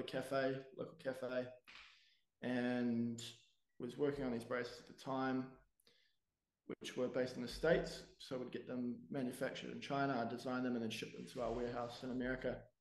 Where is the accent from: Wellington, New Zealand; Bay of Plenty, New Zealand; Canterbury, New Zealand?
Wellington, New Zealand; I'm from Wellington, New Zealand, born and raised